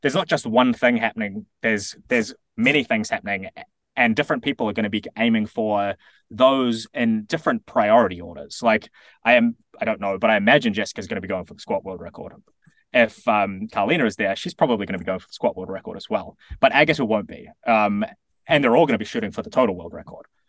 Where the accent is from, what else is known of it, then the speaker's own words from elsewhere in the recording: New Zealand; as a New Zealander